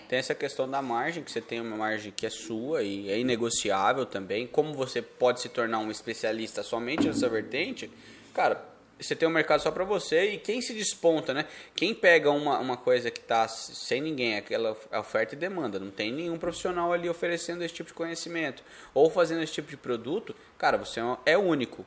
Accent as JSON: {"language": "Portuguese", "region": "Paraná", "country": "Brazil", "also_born_or_lived": "São Paulo (state)", "moved": "yes", "lives_now": "São Paulo state, Brazil", "said": "Eu aqui sou do Paraná, eu e do Paraná, moramos agora no estado de São Paulo."}